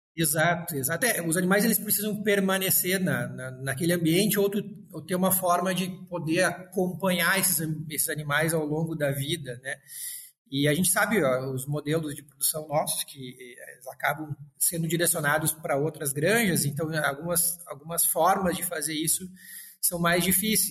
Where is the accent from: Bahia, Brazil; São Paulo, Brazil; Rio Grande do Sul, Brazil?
Rio Grande do Sul, Brazil; Frederico Westphalen; moved away as an adult; vinha do interior e pensava em voltar para o interior, trabalhar com coisas próximas. E a, a minha cidade, eu sou de Frederico Westphalen